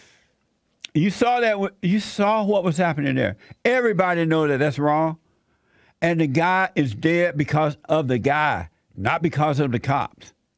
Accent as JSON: {"language": "English", "region": "Alabama", "country": "United States", "tie": "born or raised there", "moved": "yes", "lives_now": "Los Angeles, United States", "said": "when I was growing up in Alabama, uh, Atlanta was like two hours away from where I lived growing up."}